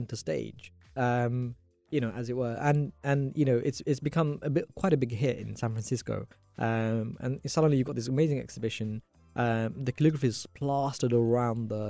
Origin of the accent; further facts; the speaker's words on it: London, United Kingdom; being born and brought up in London